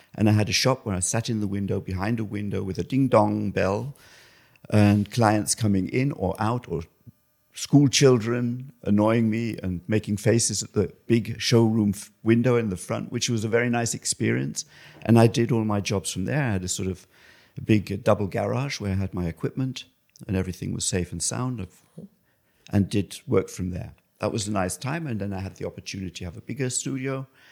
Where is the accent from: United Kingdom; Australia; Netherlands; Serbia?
United Kingdom; England; also born or lived in Düsseldorf, Germany; now in Cologne, Germany; originally I'm from England, and I live in Germany now in Cologne